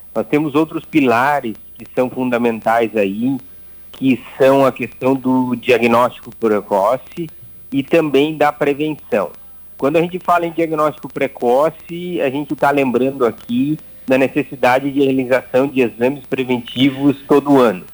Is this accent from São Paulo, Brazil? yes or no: no; Ijuí, Rio Grande do Sul, Brazil; eu nasci em Juí